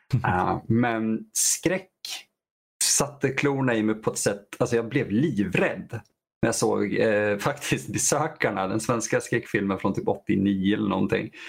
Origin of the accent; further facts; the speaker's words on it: Vadstena, Östergötland, Sweden; I vår hem, eh, hemstad jag är uppvuxen i Vadstena.